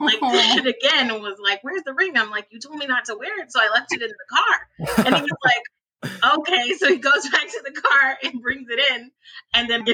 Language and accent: English; Pasadena, California, United States; also born or lived in Altadena, California; I'm from Pasadena, California. I currently live in Altadena, which is only like 5 minutes up the road